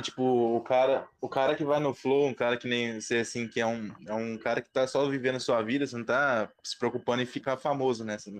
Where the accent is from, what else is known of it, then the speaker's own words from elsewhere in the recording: Ribeirão Preto, São Paulo, Brazil; eu sou de Ribeirão Preto